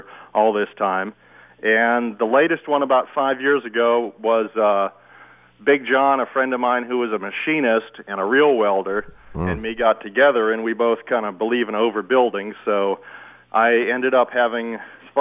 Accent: Portland, Oregon, United States; Portland, Oregon

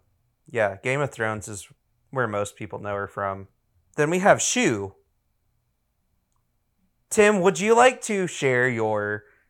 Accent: the South, United States; Guys, we're from the South. We ought to be better than this.

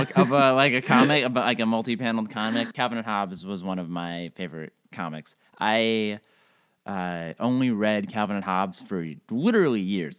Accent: East Coast, United States; now in Los Angeles, United States; I am a stand-up comedian in Los Angeles. I grew up mostly on the East Coast, went to school in Chicago, and moved out to Los Angeles after I graduated.

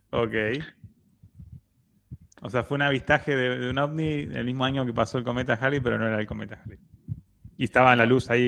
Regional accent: Argentina; Y somos argentinos, no te olvides.

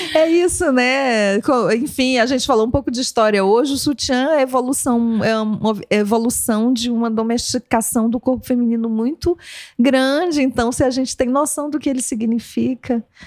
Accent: Amazon, Brazil; moved away; eu, eu cresci na Amazônia

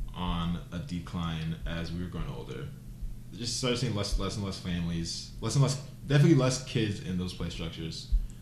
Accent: United States

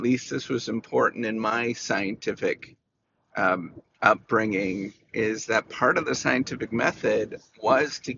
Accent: Canada; I'm was born and raised in Canada

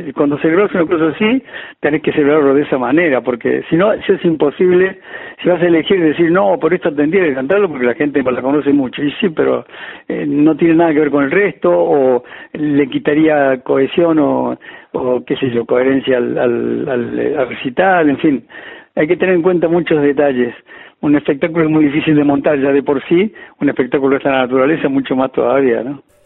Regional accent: Cruz del Eje, Córdoba, Argentina; moved away as an adult; also born or lived in Madrid, Spain; Cruz de Eje, al lugar donde yo nací

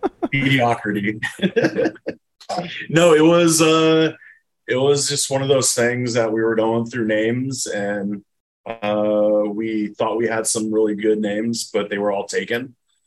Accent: Texas, United States; accent: Texas; especially with our Texas accent

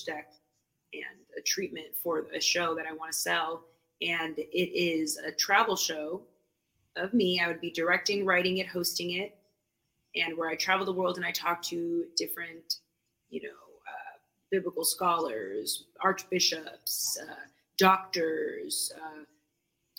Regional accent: Boston, Massachusetts, United States; I'm from New England. Like, I'm from Boston

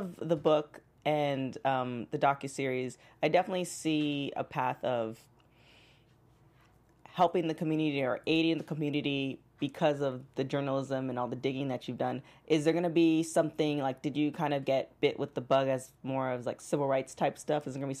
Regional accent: Toronto, Ontario, Canada; because I'm actually from Toronto

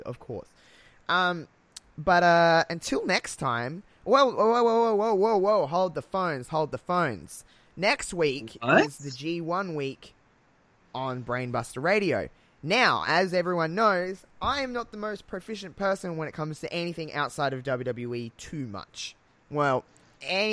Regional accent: Australia; accent: thick Australian; I've got a thick accent apparently, I'm very Australian

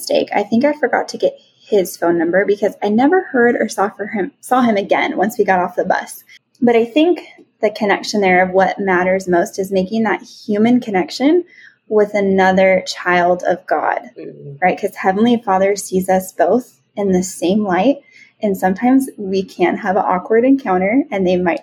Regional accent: California, United States; I was from California

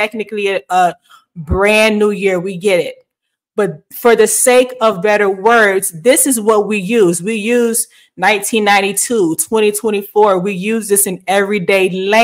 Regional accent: the South, United States; moved away; I am a Southern girl. I am from the South

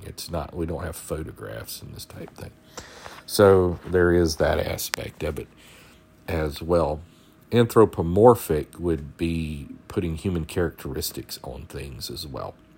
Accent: South Georgia, United States; I'm from South Georgia

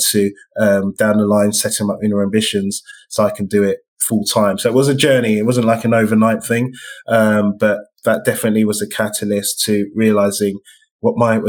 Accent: London, United Kingdom; as a Black man growing up in East London

